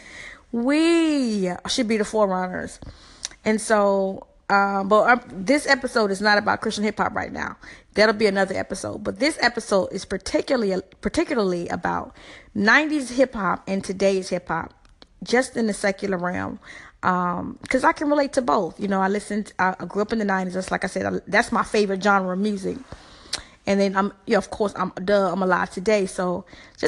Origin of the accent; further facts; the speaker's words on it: the South, United States; I'm from the South, so it's HBCUs everywhere